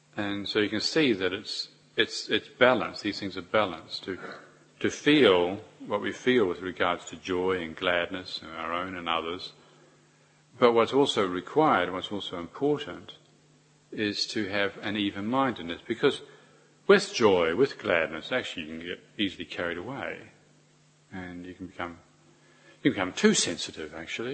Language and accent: English; New Zealand; as a New Zealander